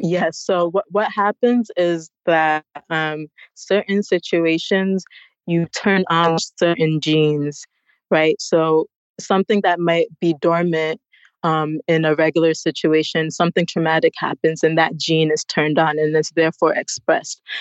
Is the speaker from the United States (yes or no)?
yes; United States; moved away as an adult; now in Ghana; I was born in the United States